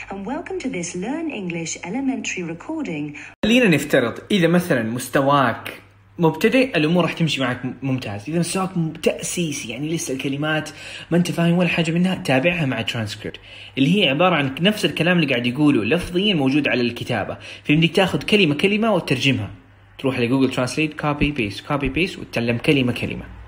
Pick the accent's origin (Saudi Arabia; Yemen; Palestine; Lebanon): Saudi Arabia; first language Arabic; عندنا في السعوديه